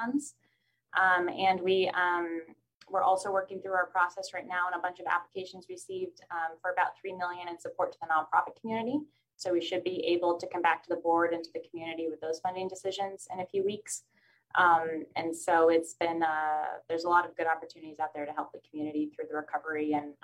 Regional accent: San Luis Obispo, California, United States; moved away as an adult; also born or lived in Chicago / Washington, D.C. / South Africa / Jordan; I grew up here in San Luis Obispo, so I am very excited to be back here and living here in my community and closer to home

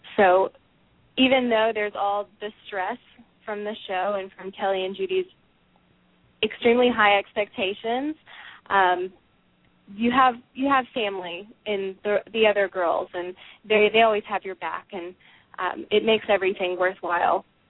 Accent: Dallas, Texas, United States; I grew up here in Dallas

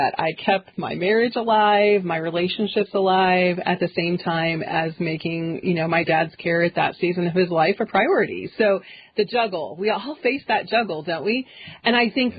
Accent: Kansas City, United States; moved away as an adult; I am from Kansas City, a suburb of Kansas City, so I'm a city girl

